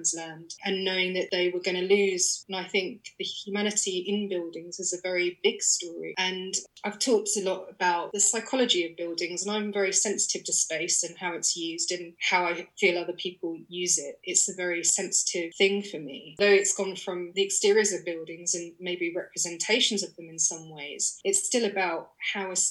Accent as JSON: {"language": "English", "region": "London", "country": "United Kingdom", "said": "I'm a Londoner"}